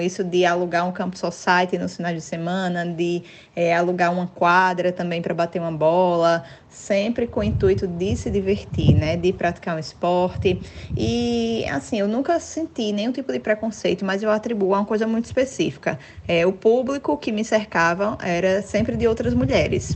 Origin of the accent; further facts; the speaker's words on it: interior of Alagoas, Brazil; como eu sou do interior, né, sou do interior de Alagoas, é, eu tive uma infância muito com brincadeiras de rua.